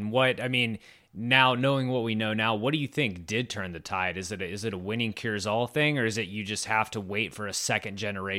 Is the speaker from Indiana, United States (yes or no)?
no; Richmond, Virginia, United States; I grew up in Richmond, Virginia, and obviously it was a little different.